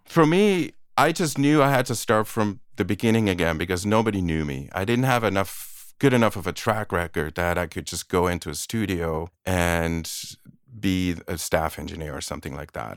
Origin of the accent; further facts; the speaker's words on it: Aarau, Aargau, Switzerland; moved away as an adult; also born or lived in Boston, United States; now in United States; I was born and raised in Switzerland, in a small provincial town called Aarau.